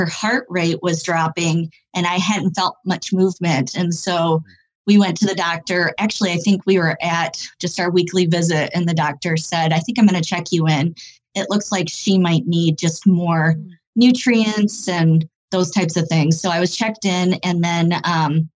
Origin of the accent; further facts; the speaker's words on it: Michigan, United States; I grew up in Michigan